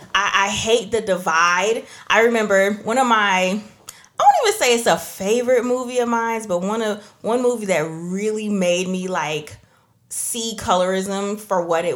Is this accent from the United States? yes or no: no; Trinidad & Tobago; So I guess I'm not black then, because I'm from Trinidad.